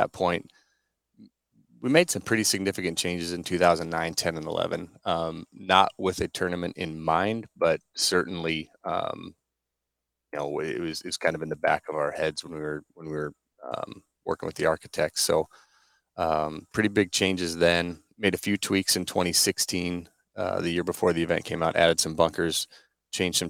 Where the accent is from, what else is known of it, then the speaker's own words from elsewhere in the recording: Norfolk, Nebraska, United States; went back to my hometown in Norfolk, for a summer job